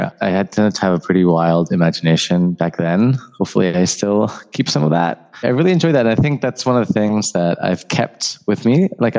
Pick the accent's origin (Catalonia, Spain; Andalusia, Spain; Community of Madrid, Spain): Community of Madrid, Spain; Madrid; moved away as an adult; also born or lived in London / Barcelona; So I'm originally from Spain. I grew up in Madrid, but my family is from Barcelona. So we are Catalan from Madrid, which is always an interesting mix. I also spent 6 years growing up in London before coming back to finish my high school in Madrid.